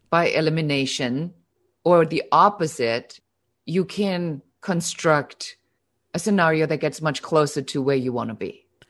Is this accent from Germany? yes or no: yes; Germany; now in Los Angeles, United States; I'm originally from Germany, so most of you will hear still a little bit of an accent